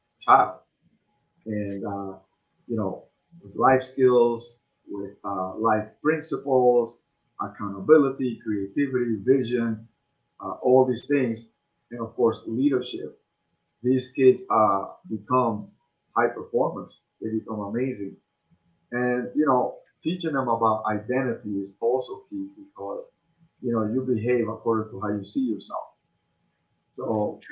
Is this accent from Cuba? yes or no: yes; Cuba; now in United States; I come from Cuba.